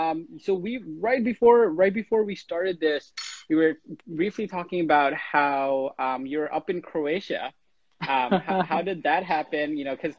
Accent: Chittagong, Chittagong Division, Bangladesh; moved away; I myself was, you know, born in Chittagong, and, you know, ended up here.

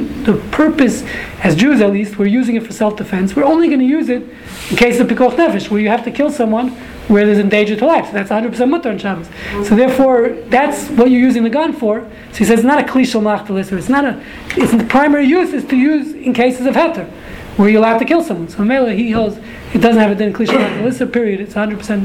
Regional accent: New York City, New York, United States; I grew up in Brooklyn

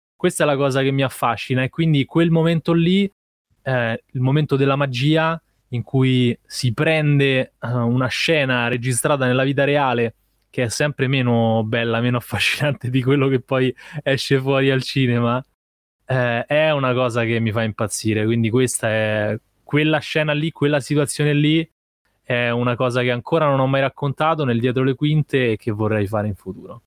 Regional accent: Rome, Lazio, Italy; ho 26 anni e sono nato a Roma

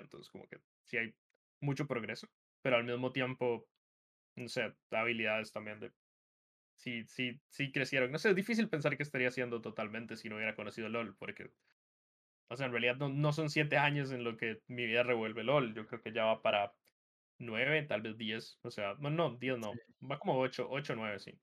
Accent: Costa Rica; la secundaria se dice acá en Costa Rica

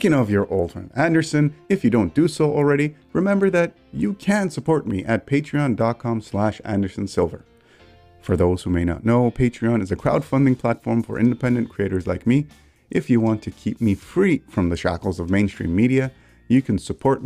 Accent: Canada; I'm Canadian

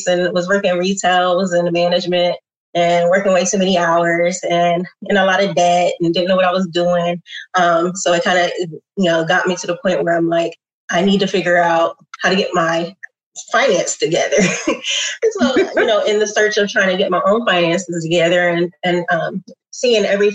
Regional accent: Columbus, Ohio, United States; born and raised in Columbus, went to OSU

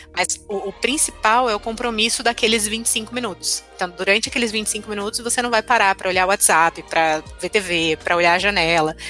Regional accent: São Paulo, Brazil; eu moro, sou de São Paulo

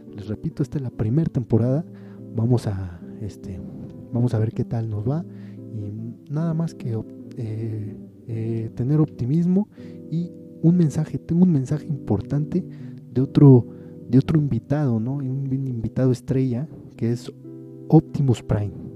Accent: Mexico; el orgullo de sentirse mexicano

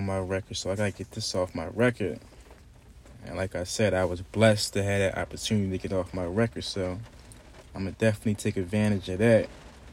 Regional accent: Philadelphia, Pennsylvania, United States; growing up in Philadelphia

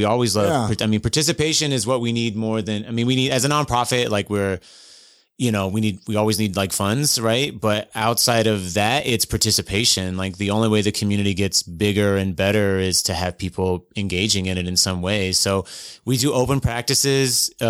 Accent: Clay Center, Kansas, United States; born there; also born or lived in North Carolina / Germany; I was born in Kansas, of all places.

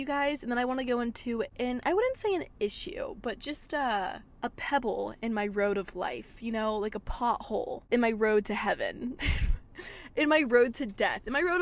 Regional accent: Georgia, United States; also born or lived in Florida; I was in Georgia when I was filming that with her, my hometown

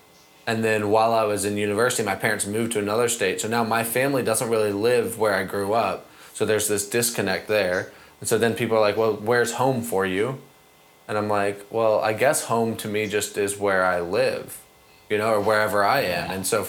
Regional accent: United States; now in Albania; My first response is just, oh, I'm from the U.S.

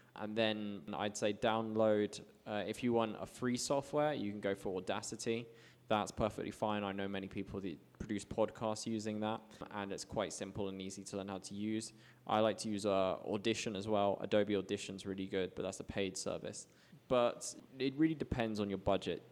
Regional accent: United Kingdom; moved away as an adult; now in Medellin, Colombia; I have a very strong passport, being British

